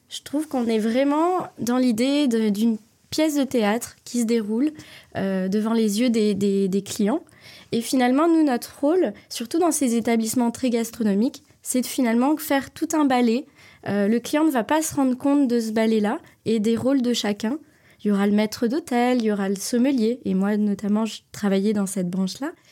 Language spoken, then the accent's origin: French; Valence, Auvergne-Rhône-Alpes, France; born there; also born or lived in Toulouse; Alors, je suis née à Valence, dans la Drôme. Euh, c'est pas forcément une région que je connais très bien. Mon père bougeait tous les trois ans, donc j'ai beaucoup déménagé en France.